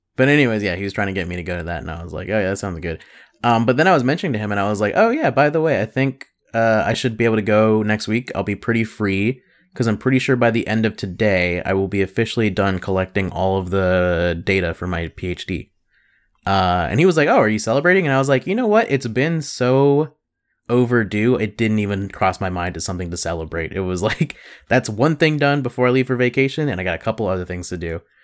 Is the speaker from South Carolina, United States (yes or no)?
yes; South Carolina, United States; I'm from South Carolina